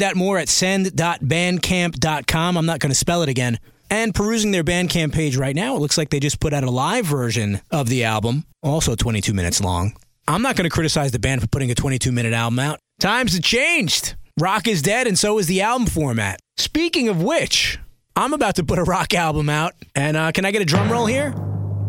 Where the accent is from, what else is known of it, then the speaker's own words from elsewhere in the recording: New York City, New York, United States; Brooklyn, New York, my hometown